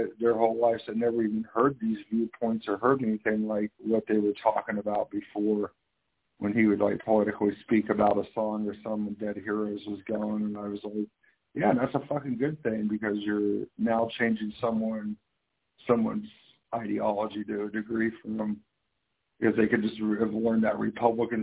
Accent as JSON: {"language": "English", "town": "Kansas City", "region": "Missouri", "country": "United States", "tie": "born or raised there", "said": "I grew up in Missouri and Kansas area, Kansas City. Kind of back and forth"}